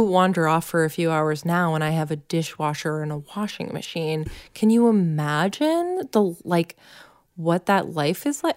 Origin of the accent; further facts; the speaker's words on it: Massachusetts, United States; growing up in Massachusetts